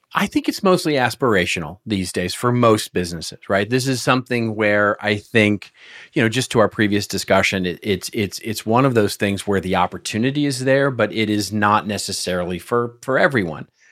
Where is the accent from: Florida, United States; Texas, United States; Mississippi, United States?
Texas, United States; moved away; I'm originally from Texas